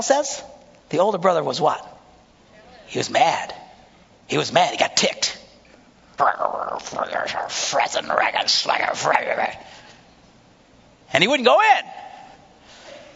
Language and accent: English; Green Bay, Wisconsin, United States; I'm from Green Bay